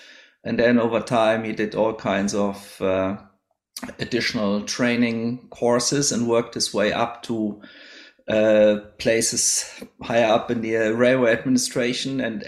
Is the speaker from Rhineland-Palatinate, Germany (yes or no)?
yes; Idar-Oberstein, Rhineland-Palatinate, Germany; now in Australia; I grew up in a town called Idar-Oberstein, which nowadays has 25,000 inhabitants or so. It's in the west of Germany, not too far from the French and the Luxembourg border.